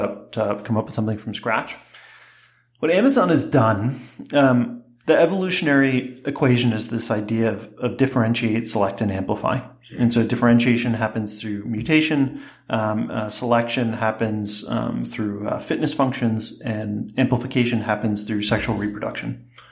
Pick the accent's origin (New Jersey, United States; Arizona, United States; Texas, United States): New Jersey, United States; when I was 16, growing up in New Jersey